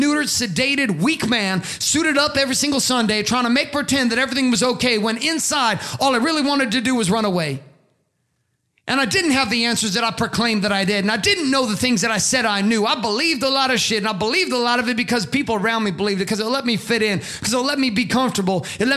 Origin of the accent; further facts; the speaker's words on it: Stockton, California, United States; also born or lived in Boise, Idaho / Canada; we grew up in Southern Central California in Stockton in junior high